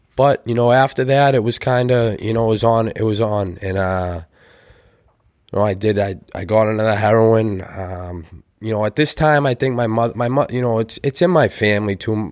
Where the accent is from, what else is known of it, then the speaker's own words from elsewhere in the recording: Weymouth, Massachusetts, United States; I grew up in North Weymouth